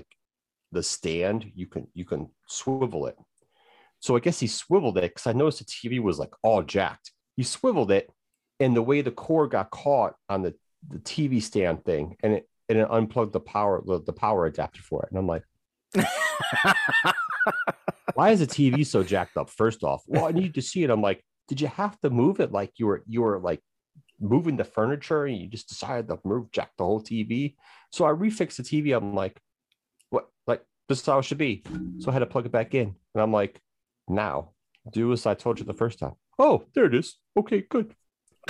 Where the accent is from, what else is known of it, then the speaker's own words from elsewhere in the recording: Chicago, Illinois, United States; moved away; I'm originally from Chicago.